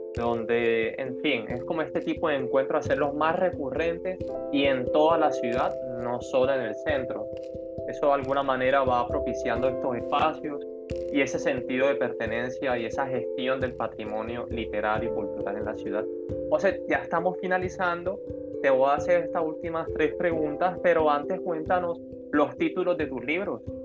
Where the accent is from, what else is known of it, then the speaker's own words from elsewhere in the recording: Cartagena, Bolívar, Colombia; yo también soy cartagenero